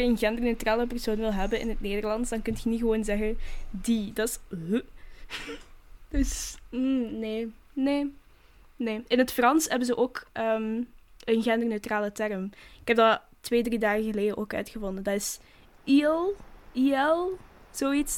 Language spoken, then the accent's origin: Dutch; Flanders, Belgium; wij als Vlamingen